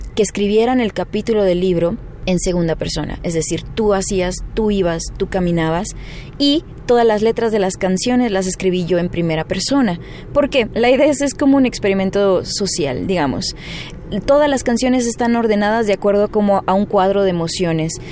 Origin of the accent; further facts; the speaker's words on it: Chihuahua, Mexico; Mi papá es mexicano, pero somos del norte, somos de Chihuahua